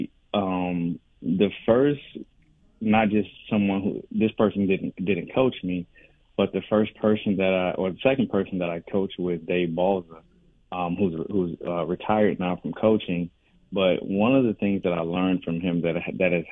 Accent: West Palm Beach, Florida, United States; moved away; I started coaching in my hometown of West Palm Beach

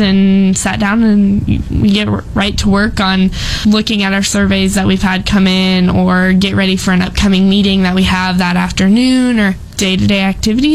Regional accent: Callaway, Nebraska, United States; I'm from Callaway, Nebraska.

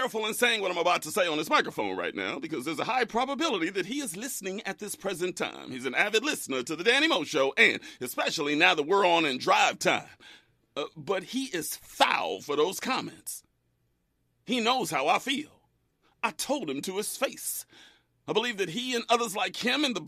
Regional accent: Bakersfield, California, United States; moved away as an adult; also born or lived in South LA; my hometown of Bakersfield

